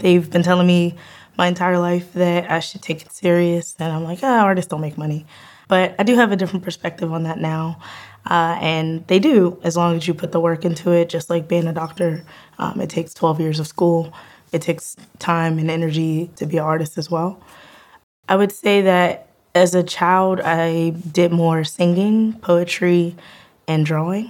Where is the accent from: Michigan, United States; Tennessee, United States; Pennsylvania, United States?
Pennsylvania, United States; Penn Hills; I am from Penn Hills, Pennsylvania. I graduated there.